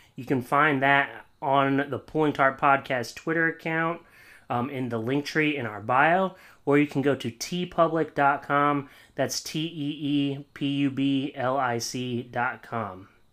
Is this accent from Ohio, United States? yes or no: no; Williamsport, Pennsylvania, United States; moved away; I'm from Williamsport, Pennsylvania